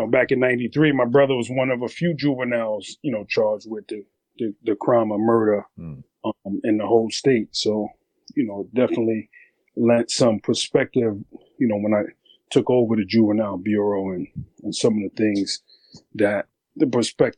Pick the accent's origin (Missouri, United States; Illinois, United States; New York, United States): New York, United States; New York City; I grew up in Brooklyn back in the late 80s, early 90s